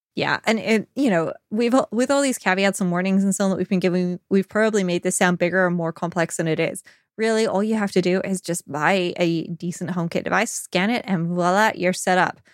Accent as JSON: {"language": "English", "country": "United Kingdom", "said": "I'm British. We complain about the weather"}